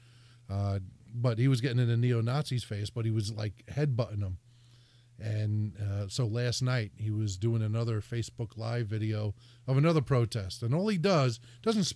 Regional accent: Hudson County, New Jersey, United States; now in Connecticut, United States; I'm from Hudson County, New Jersey

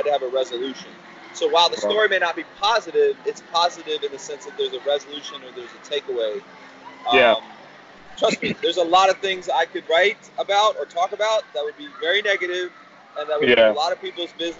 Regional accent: South Florida, United States; also born or lived in Ybor City; Something about South Florida that like we have a certain, something weirdness

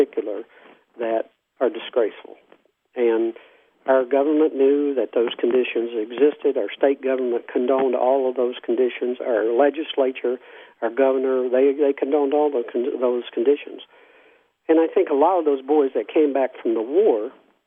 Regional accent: Mingo County, West Virginia, United States; also born or lived in Logan, West Virginia; now in Prichard, United States; I was born in Mingo County.

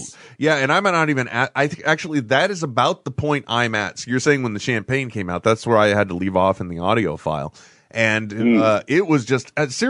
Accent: San Francisco, California, United States; I'm from the San Francisco area.

